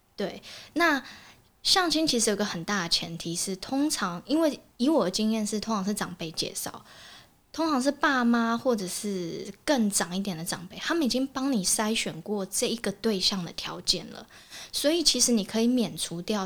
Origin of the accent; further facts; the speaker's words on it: Kaohsiung, Taiwan; moved away; 因为我之前是在高雄，我是高雄人